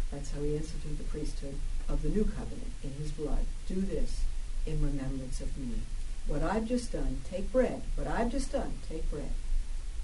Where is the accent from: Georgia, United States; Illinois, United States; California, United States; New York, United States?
New York, United States; New York City; I'm from Brooklyn, I'm tough